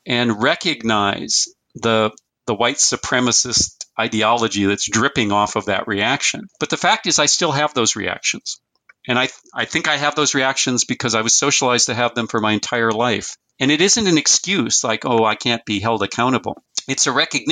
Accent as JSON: {"language": "English", "town": "Fargo", "region": "North Dakota", "country": "United States", "tie": "born or raised there", "said": "I was born in 1958 in Fargo, North Dakota, or in North Dakota."}